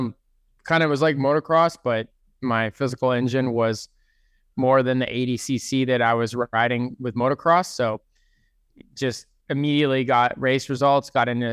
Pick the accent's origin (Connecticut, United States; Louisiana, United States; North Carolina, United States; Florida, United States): Connecticut, United States; East Lyme; No, I grew up in Connecticut, East Lyme, Connecticut.